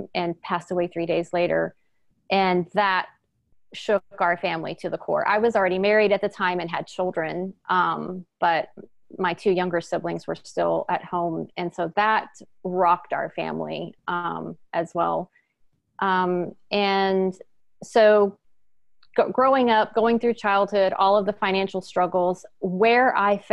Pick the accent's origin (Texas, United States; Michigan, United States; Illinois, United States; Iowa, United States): Texas, United States; Houston; also born or lived in Northern California; now in East Bay, California, United States; I was born and raised in Houston, Texas